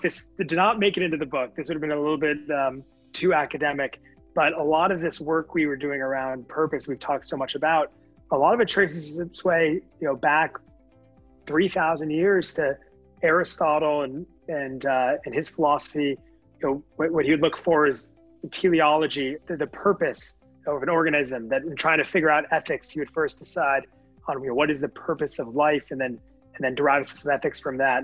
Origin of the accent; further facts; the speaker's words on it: Connecticut, United States; moved away; also born or lived in California; I'm from Connecticut originally, so know that part of the country very well